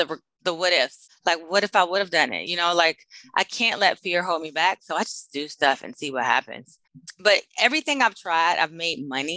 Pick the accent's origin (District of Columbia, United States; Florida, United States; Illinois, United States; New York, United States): District of Columbia, United States; Washington; now in Austin, United States; I am originally from Washington, D.C.